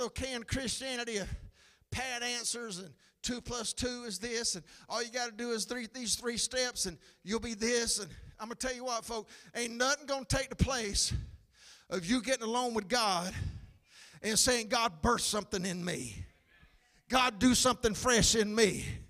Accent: McCall, United States; Come on, I grew up in McCall. All those girls wore blue jean skirts.

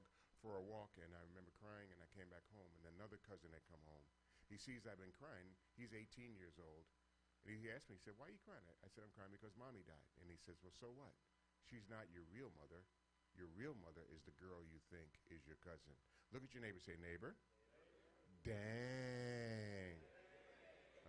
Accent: New York City, New York, United States; Born and raised in New York City, grew up in a very dysfunctional family

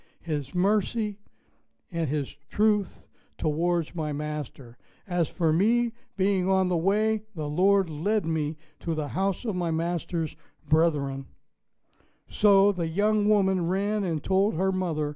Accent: Pittsburgh, Pennsylvania, United States; accent: Pittsburgh; moved away as an adult; now in Florida, United States; I'm from Pittsburgh, Pennsylvania. We were pretty friendly when I left there 30 years ago

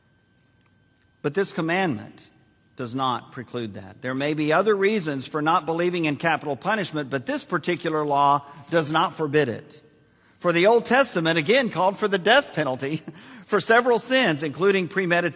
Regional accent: San Antonio, Texas, United States; Joyce and I were born and raised in San Antonio

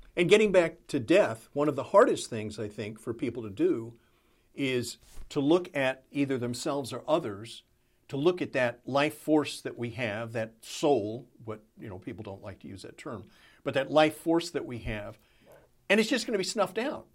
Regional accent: Texas, United States; growing up in Texas, surrounded by Southern Baptists

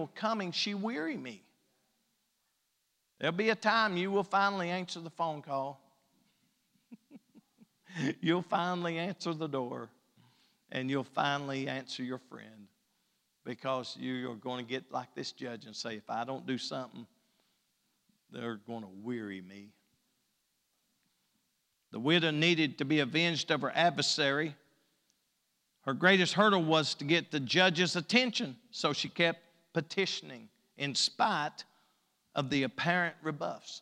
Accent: East Kentucky, United States; we're as far east as you can get without being in West Virginia or Virginia.

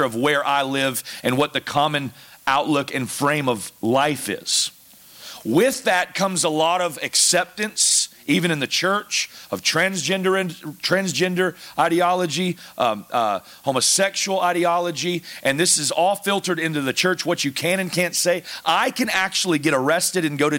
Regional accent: the South, United States; moved away as an adult; I'm from the South

